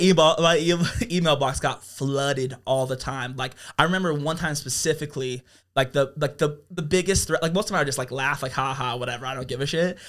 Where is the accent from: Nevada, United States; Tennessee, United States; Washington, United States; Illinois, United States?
Nevada, United States; Las Vegas; also born or lived in Reno; born in Las Vegas